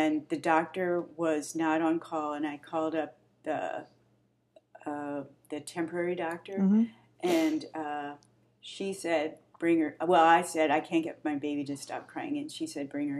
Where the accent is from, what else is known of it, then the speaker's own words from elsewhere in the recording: St. Louis, Missouri, United States; moved away as an adult; now in Wichita, United States; we're both from St. Louis. Woohoo! Grew up there